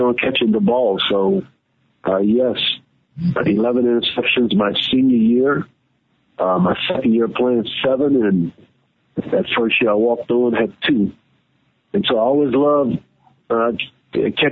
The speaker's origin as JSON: {"language": "English", "town": "New Orleans", "region": "Louisiana", "country": "United States", "said": "I'm from New Orleans, from my high school, I graduated in 1986"}